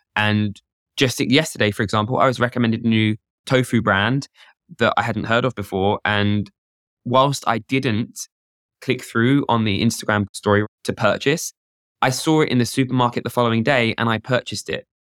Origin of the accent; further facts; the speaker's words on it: United Kingdom; I'm British